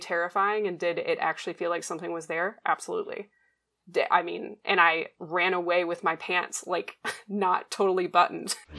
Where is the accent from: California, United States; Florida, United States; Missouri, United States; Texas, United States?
Florida, United States; Gulf Breeze; growing up in Gulf Breeze